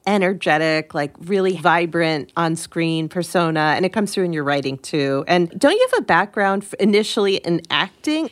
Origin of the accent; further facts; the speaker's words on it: Connecticut, United States; I grew up in Connecticut